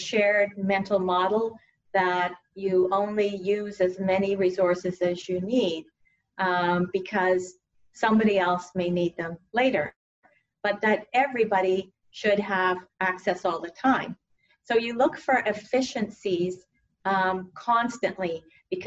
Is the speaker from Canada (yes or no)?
yes; Canada; moved away as an adult; also born or lived in Stanford, United States; now in United States; I grew up in Canada in a really small town